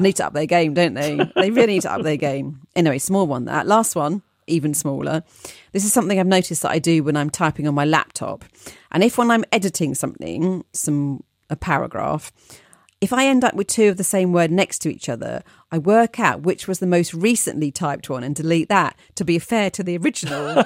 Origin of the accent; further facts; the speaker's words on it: London, United Kingdom; being a Londoner